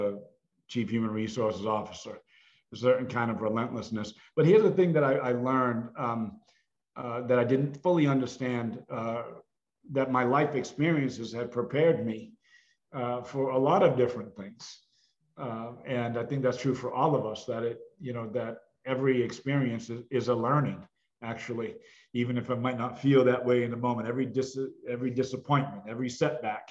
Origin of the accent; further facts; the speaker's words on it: Massachusetts, United States; growing up in Massachusetts in foster care